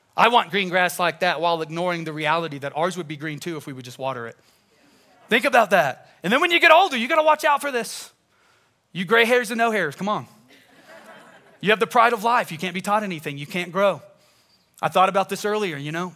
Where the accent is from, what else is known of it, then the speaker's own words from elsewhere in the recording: Tulsa, Oklahoma, United States; I grew up in Tulsa, Oklahoma.